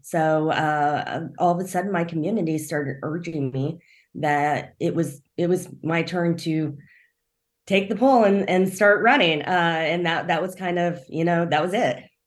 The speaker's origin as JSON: {"language": "English", "region": "rural Kansas", "country": "United States", "tie": "born or raised there", "also_born_or_lived": "South Korea", "lives_now": "Kansas City, United States", "said": "I actually grew up in rural Kansas. Uh, I was adopted, so I, I'm adopted from South Korea."}